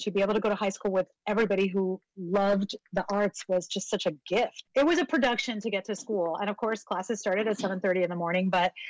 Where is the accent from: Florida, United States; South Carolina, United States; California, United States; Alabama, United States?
Florida, United States; Miami; moved away; I was born in Miami Beach, but I was raised in South Miami, like Kendall.